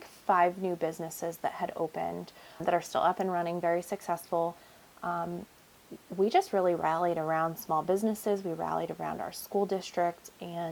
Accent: Kane, Pennsylvania, United States; I was born and raised in Kane and I have three young children here

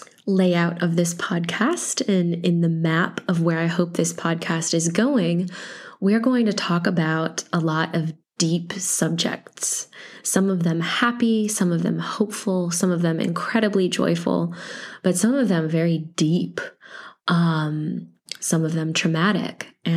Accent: Iowa, United States; born there; also born or lived in Illinois / Missouri / North Carolina / Texas; So I was born in Iowa, but I've lived in Illinois and I've lived in Missouri and North Carolina and Texas and Louisiana and Mississippi

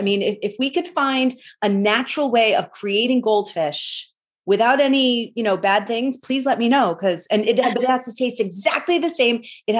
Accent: Northeast, United States; You know, I grew up in the Northeast as Protestant, converted to Catholicism.

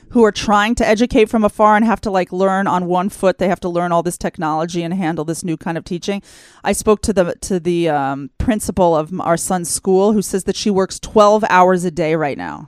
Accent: United States; moved away as an adult; now in Israel; I grew up in the United States

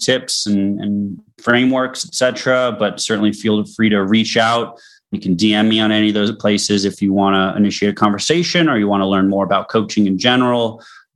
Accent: Boston, Massachusetts, United States; I'm from Boston

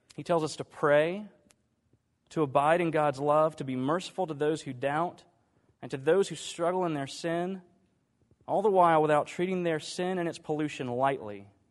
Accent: Dallas, Texas, United States; I grew up in Dallas

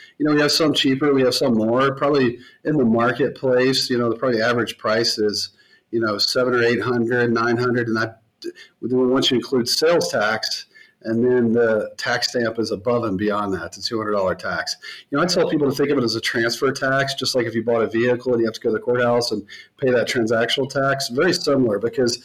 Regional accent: the South, United States; I grew up in the South

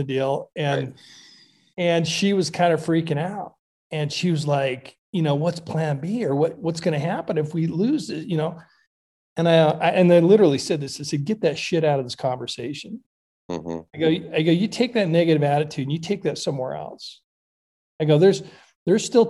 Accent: Montana, United States; now in Idaho, United States; I grew up in Montana, but I live in Idaho now.

